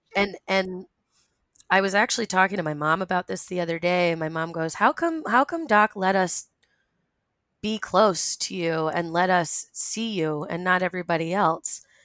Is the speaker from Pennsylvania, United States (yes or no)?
no; Rhode Island, United States; I was born and raised in Rhode Island